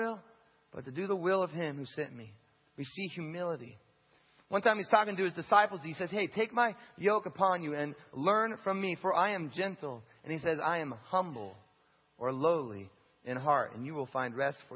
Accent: United States; as an American who has a house and who eats six times a day

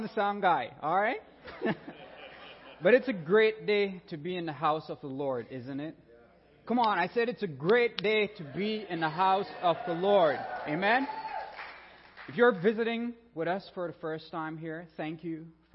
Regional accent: Belize; moved away; I'm a Caribbean boy, born and raised in Belize, land of the free by the Carib Sea

